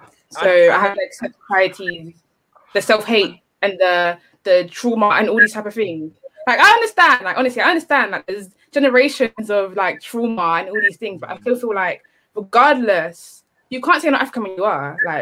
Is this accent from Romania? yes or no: no; England, United Kingdom; As a Black British, it happens to me as well. I don't have a straightforward identity because I'm Black British, and I have a mother that was born and raised in Ghana.